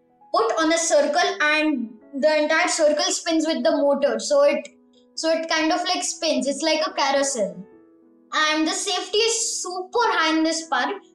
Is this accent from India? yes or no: yes; Pune, Maharashtra, India; I'm from Pune. I'm in grade